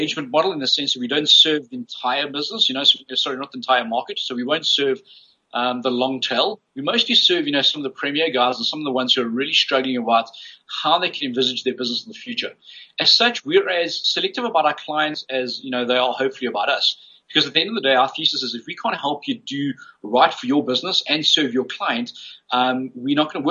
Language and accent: English; South Africa; growing up as a South African Chinese in South Africa during the apartheid days